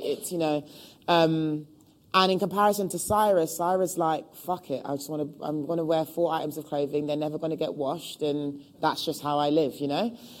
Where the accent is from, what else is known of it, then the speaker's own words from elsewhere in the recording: London, United Kingdom; born and raised in Hackney